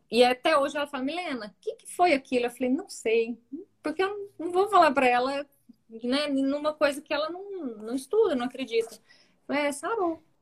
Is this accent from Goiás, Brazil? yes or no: yes; Rio Verde, Goiás, Brazil; Ela era da nossa, né, da nossa infância e adolescência em Rio Verde.